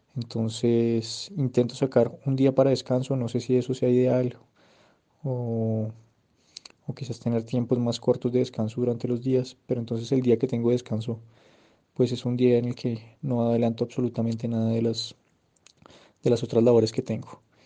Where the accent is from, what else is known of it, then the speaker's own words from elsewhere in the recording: Bogotá, Colombia; soy de Bogotá